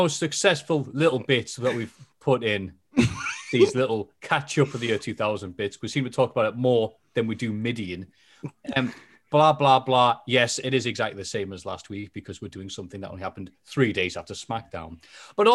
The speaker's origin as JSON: {"language": "English", "region": "England", "country": "United Kingdom", "said": "I'm English"}